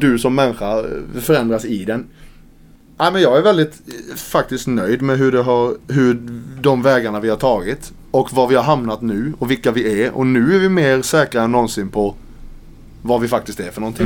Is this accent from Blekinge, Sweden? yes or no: yes; Karlskrona, Blekinge, Sweden; now in Malmö, Sweden; Karlskrona, min hemstad